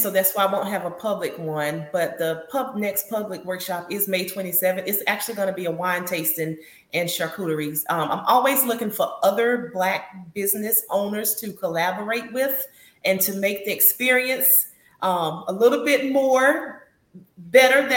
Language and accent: English; Newberry, South Carolina, United States; born or raised there; now in Columbia, United States